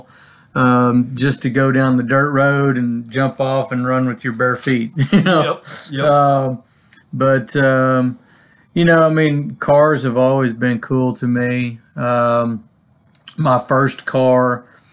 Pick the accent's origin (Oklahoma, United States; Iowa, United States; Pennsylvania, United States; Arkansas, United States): Arkansas, United States; Hiwasse; also born or lived in Phoenix, Arizona / Tennessee; we moved to Hiawassee, Arkansas